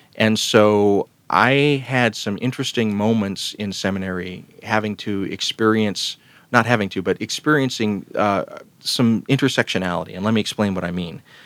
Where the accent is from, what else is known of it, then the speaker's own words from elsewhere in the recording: Columbus, Georgia, United States; the town where I was growing up in Columbus, Georgia